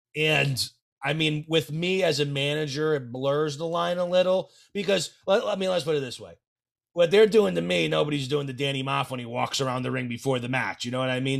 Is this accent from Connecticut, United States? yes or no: yes; Connecticut, United States; I'm from Connecticut